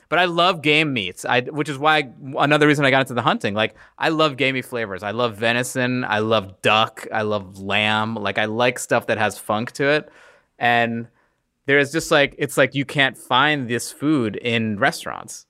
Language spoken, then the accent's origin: English; New York, United States; I grew up in New York